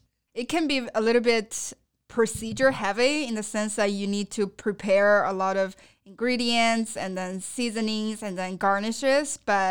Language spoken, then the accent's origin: English; Sichuan, China; now in United States; one of the signature Sichuanese dishes that I grew up eating in Sichuan province.